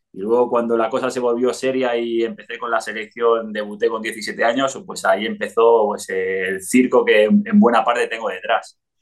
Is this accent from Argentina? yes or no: no; Spain; moved away as an adult; also born or lived in Italy / Mexico / Andorra; había crecido en, España.